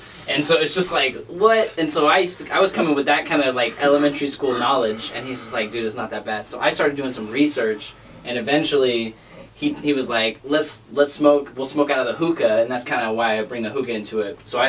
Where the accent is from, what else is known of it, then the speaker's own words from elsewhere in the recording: Oregon, United States; also born or lived in Southern California; I grew up in kind of all over, actually. I was born in Southern California, moved out to Oregon.